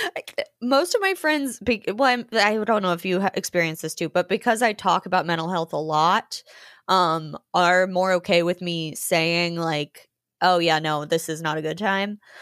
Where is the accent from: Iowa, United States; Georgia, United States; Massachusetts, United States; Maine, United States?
Georgia, United States; moved away as an adult; also born or lived in New Orleans / Germany / Austin; now in Los Angeles, United States; I'm from Georgia, I moved to New Orleans for college